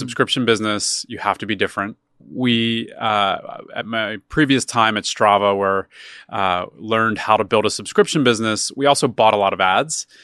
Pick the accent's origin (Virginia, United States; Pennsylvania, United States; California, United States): Pennsylvania, United States; Philadelphia; moved away; I'm originally from Philadelphia.